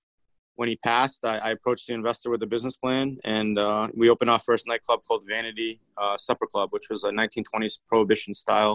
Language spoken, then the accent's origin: English; Cranston, Rhode Island, United States; also born or lived in Los Angeles; I grew up here in Rhode Island, Cranston, Rhode Island.